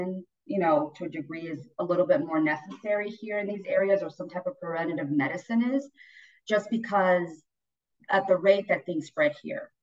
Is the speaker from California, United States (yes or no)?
yes; West Coast, California, United States; I grew up on the West Coast.